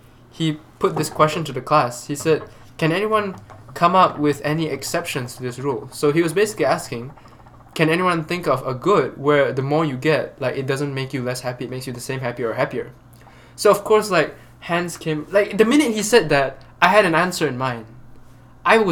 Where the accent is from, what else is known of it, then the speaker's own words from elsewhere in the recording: Malaysia; I'm Malaysian.